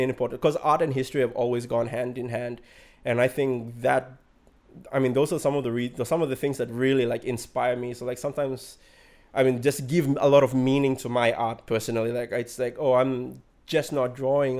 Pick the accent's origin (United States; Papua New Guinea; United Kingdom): Papua New Guinea; Central Province; I'm from Kyrgyzstan